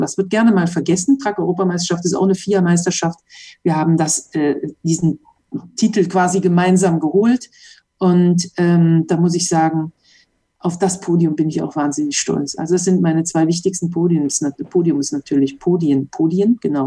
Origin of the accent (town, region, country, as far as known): Mönchengladbach, North Rhine-Westphalia, Germany; born or raised there; moved away as an adult; now in Monaco